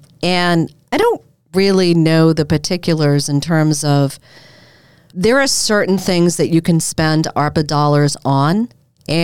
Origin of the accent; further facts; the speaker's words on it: Massachusetts, United States; accent: Boston; And so I was polishing off my former Boston accent.